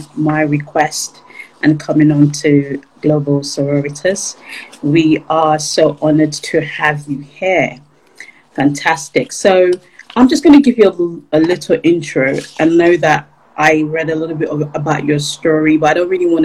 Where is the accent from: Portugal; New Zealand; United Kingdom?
United Kingdom; England; moved away as an adult; also born or lived in Nigeria; now in Washington, D.C., United States; I was born in Nigeria and I grew up in England. So I moved to the US about 20 years ago, in fact, 21 years ago, and I live just outside of Washington, D.C. now